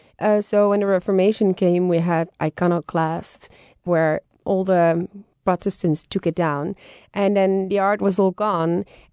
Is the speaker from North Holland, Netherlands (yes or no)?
yes; Haarlem, North Holland, Netherlands; I love Frans Hals, and I am biased because I am from Haarlem, and Frans Hals is from Haarlem.